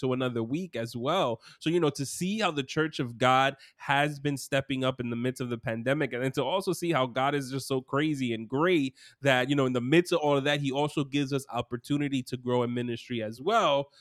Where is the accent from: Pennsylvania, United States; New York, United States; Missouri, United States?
New York, United States; New York City; I grew up in Brooklyn as well.